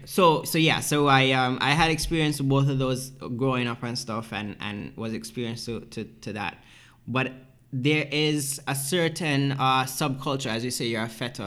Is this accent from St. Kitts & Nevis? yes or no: yes; St. Kitts & Nevis; now in Toronto, Canada; growing up in St. Kitts